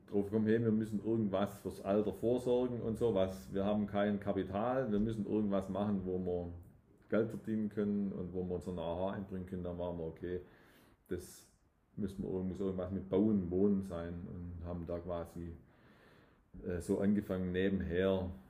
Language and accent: German; Dusslingen, Baden-Württemberg, Germany; now in Tübingen, Germany; Aufgewachsen in Dusslingen und dann mal so quer durch Deutschland äh, verschiedene Stationen gehabt und äh, jetzt wieder seit zehn Jahren in Tübingen.